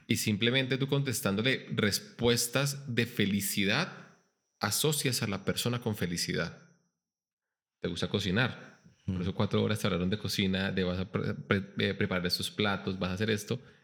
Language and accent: Spanish; Bogotá, Colombia; moved away; also born or lived in Bucaramanga, Santander / Pereira (coffee region); yo soy Rolo, yo nací en Bogotá